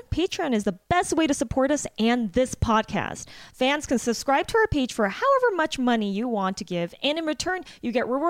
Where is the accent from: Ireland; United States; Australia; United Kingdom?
United States; Torrance, California; I grew up in a place where it's like predominantly was Japanese-Americans.